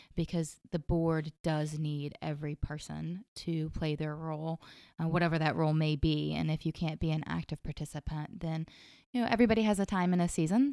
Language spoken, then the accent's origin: English; Somerville, United States; I am from Somerville originally. My family's been here my whole life